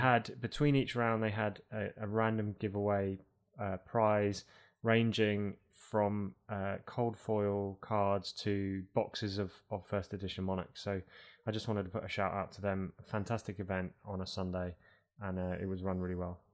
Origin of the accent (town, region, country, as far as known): United Kingdom; also born or lived in Toronto, Canada